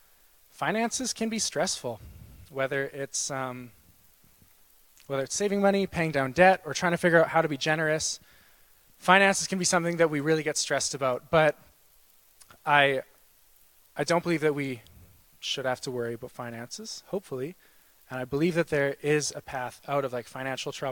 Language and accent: English; Winnipeg, Manitoba, Canada; moved away as an adult; now in Saskatoon, Canada; I'm from Winnipeg. I was born here, raised there.